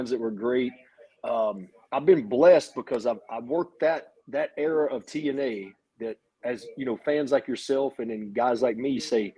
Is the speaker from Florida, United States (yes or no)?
no; Hickory, North Carolina, United States; moved away as an adult; my hometown of Hickory, North Carolina